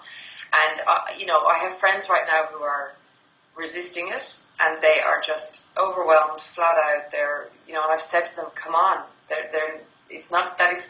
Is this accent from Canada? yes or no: no; Ireland; now in Sydney, Australia; I'm based in Sydney, Australia, and I'm Irish, so I was going back to Ireland for Christmas to see family